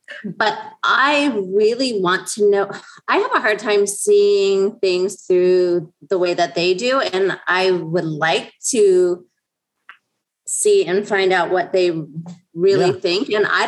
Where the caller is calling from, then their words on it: Arizona, United States; I'm in Arizona.